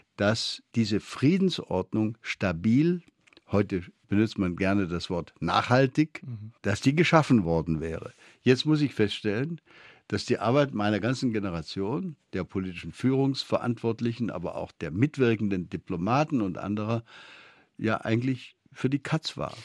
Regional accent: Beuren, Baden-Württemberg, Germany; Meine Schulfreunde nannten mich das Bürgermeisterle da im Schwäbischen

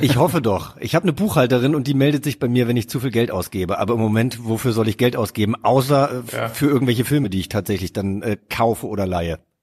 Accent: Hesse, Germany; moved away as an adult; also born or lived in Cape Town; now in Berlin, Germany; da, wo ich groß geworden bin, natürlich ist es Hessen

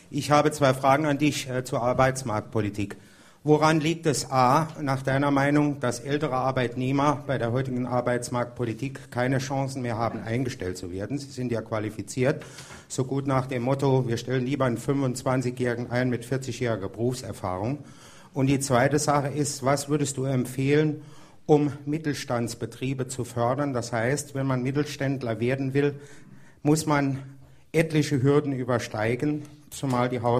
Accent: Ensheim, Saarland, Germany; ich komme aus Ensheim

